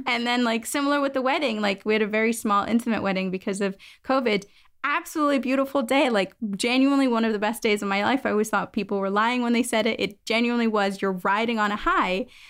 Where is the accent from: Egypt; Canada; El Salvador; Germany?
Germany; moved away as an adult; also born or lived in United States; now in London, United Kingdom; So I'm originally from Germany, kind of moved overseas, did my bachelor's